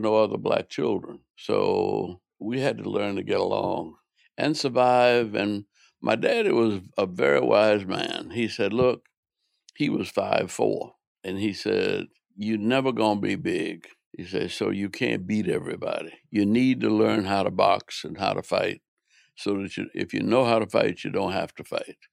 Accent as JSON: {"language": "English", "town": "New Orleans", "region": "Louisiana", "country": "United States", "tie": "born or raised there", "said": "I grew up in New Orleans"}